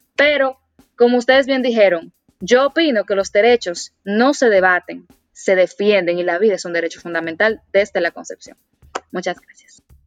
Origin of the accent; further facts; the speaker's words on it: Dominican Republic; como dominicana y como mujer